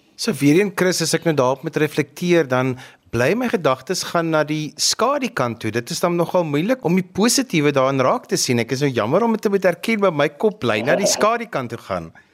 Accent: South Africa; as 'n Suid-Afrikaner

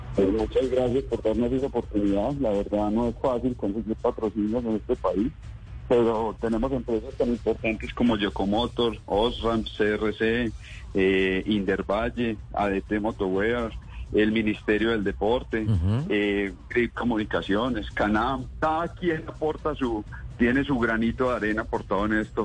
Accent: Colombia; como colombianos

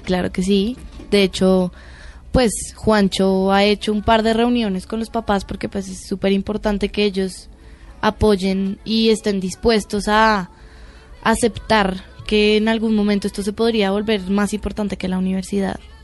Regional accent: Colombia; somos colombianas

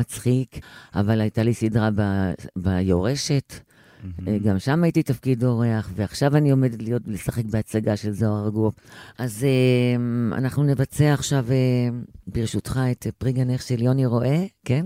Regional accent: Jerusalem, Jerusalem District, Israel; אני ירושלמית, ואני חצי נשדידן וחצי אורפלית

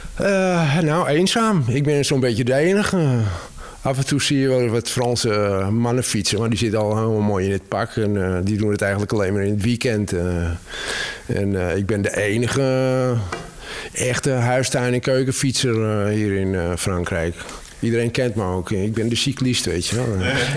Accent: Amsterdam, North Holland, Netherlands; moved away as an adult; also born or lived in Cévennes, France; now in France; Ik ben echt Amsterdammer. In Amsterdam geboren en getogen.

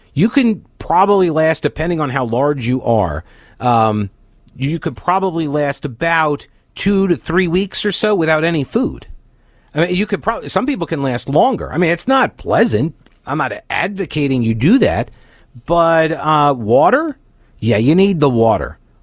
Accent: Long Island, New York, United States; now in North Carolina, United States; I grew up on Long Island

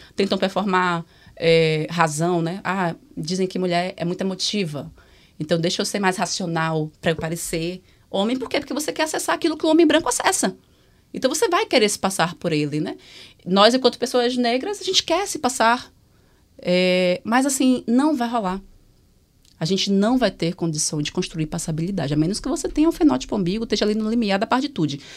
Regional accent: Salvador, Bahia, Brazil; eu venho de Salvador

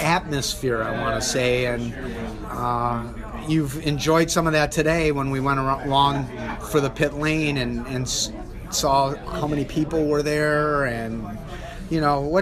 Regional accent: Wisconsin, United States; I grew up in Wisconsin

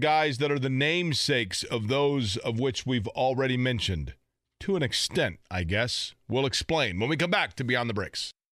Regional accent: Indianapolis, Indiana, United States; when I was a kid growing up in Indianapolis

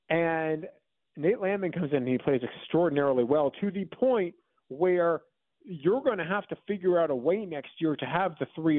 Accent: New York, United States; two schools, two towns that I'm familiar with from growing up on Long Island.

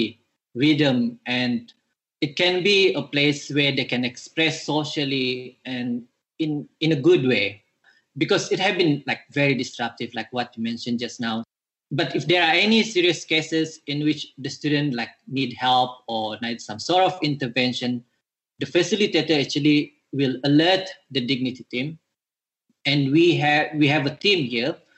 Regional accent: Pitas, Sabah, Malaysia; moved away; I'm actually from Pitas Sabah

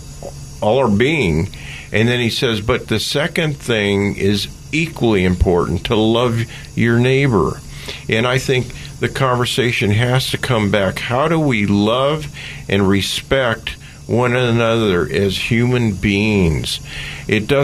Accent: Oakland, California, United States; born or raised there

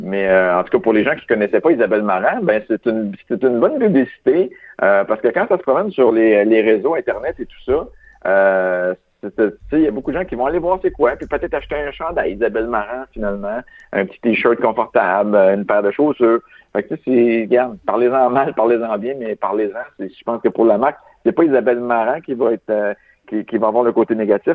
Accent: Quebec, Canada; je suis italien, québécois

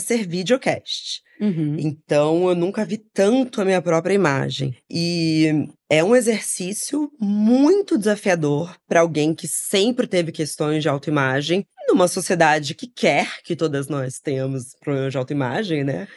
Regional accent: Rio de Janeiro, Brazil; Crescemos no Rio de Janeiro

